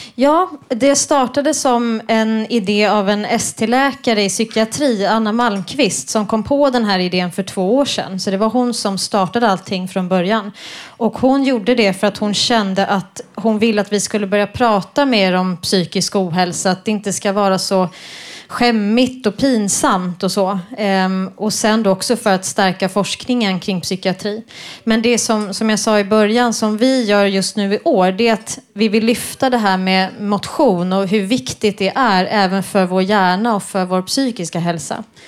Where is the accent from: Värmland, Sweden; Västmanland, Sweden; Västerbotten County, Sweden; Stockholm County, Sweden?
Stockholm County, Sweden; Stockholm; also born or lived in Lund; jag är från Stockholm men pluggade i Lund